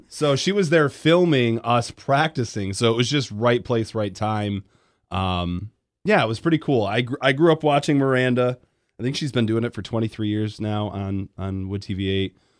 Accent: Grand Rapids, Michigan, United States; moved away; I grew up in Grand Rapids

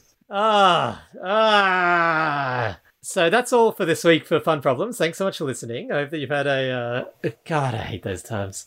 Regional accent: Australia; I'm Australian

